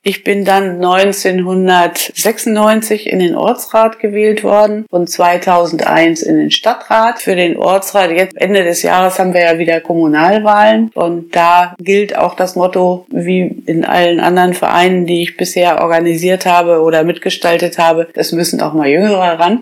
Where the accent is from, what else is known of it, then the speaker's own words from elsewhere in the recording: Kreinsen, Lower Saxony, Germany; moved away as an adult; also born or lived in Bad Gandersheim / Göttingen / Einbeck; now in Holtensen, Germany; Ich bin geboren in Bad Gandersheim und äh, gewohnt habe ich eben zu Hause in meinem Elternhaus in Kreinsen